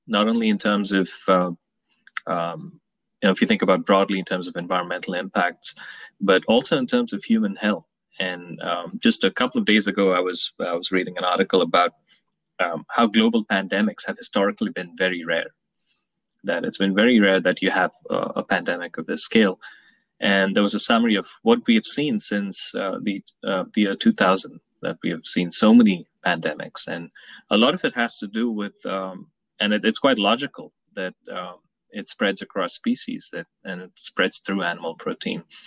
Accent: Mumbai, Maharashtra, India; moved away as an adult; also born or lived in New York City, United States; now in Atlanta, United States; I was born in New York City. My parents were here in the 70s, and they moved back to Mumbai. And I spent a lot of my initial years in in India.

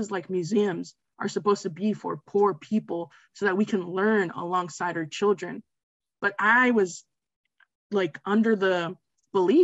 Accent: Westchester County, New York, United States; I'm from Westchester County, New York

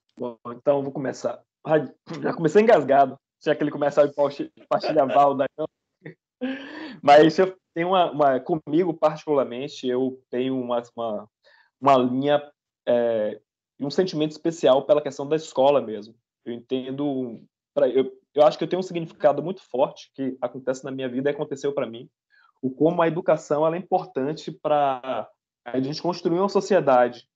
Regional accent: Salvador, Bahia, Brazil; moved away as an adult; now in Canada; sou de Salvador, para começar, sou de Salvador, Bahia. E tem um ano que eu tô morando aqui no Canadá

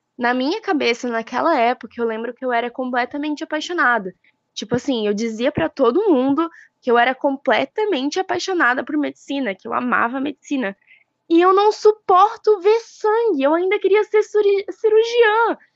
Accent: Botuverá, Santa Catarina, Brazil; sou aqui de Botuverá

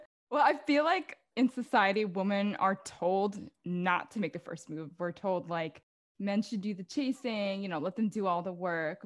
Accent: Philippines; now in New York, United States; being a Filipino, like our culture is very like distinct

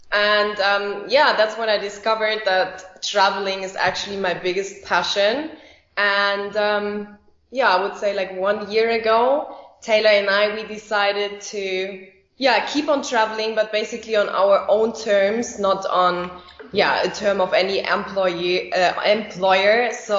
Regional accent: Germany; moved away as an adult; also born or lived in Dubai; as you just mentioned. I'm from Germany.

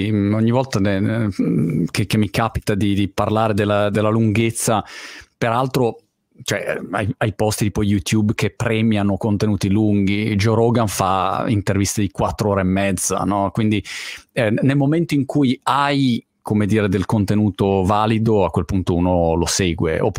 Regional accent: Milan, Lombardy, Italy; anch'io io sono milanese

